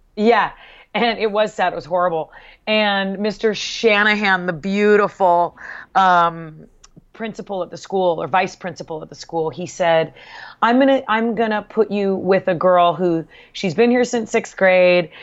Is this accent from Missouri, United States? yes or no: no; Southern California, United States; also born or lived in Bay Area, California; we moved from Southern California